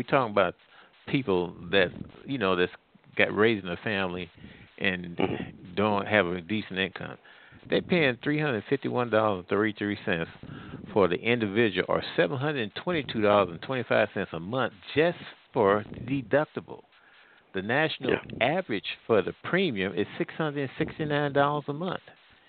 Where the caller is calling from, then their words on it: Missouri, United States; I'm calling from Missouri.